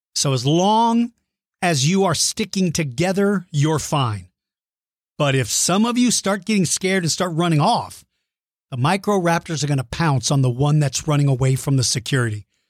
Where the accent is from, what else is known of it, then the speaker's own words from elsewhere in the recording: San Antonio, Texas, United States; San Antonio, Texas, my home state and hometown